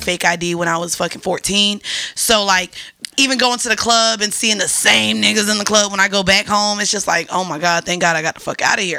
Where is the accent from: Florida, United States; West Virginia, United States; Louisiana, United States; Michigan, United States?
Florida, United States; Orlando; I'm from Orlando, so he asked us to put the Magic on TV.